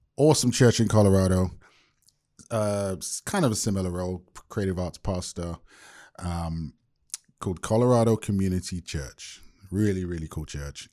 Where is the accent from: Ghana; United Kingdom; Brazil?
United Kingdom; London; now in Bay Area, United States; born and raised in London to Jamaican parents